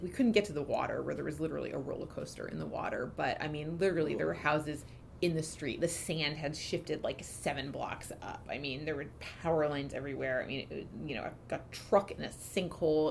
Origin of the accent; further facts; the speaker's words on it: Stamford, Connecticut, United States; moved away as an adult; also born or lived in Boston; Stamford was a really great place to grow up